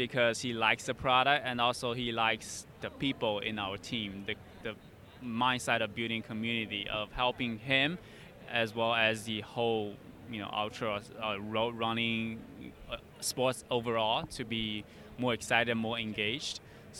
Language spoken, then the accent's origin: English; China; moved away as an adult; now in United States; It's actually in China, okay. Where my hometown is.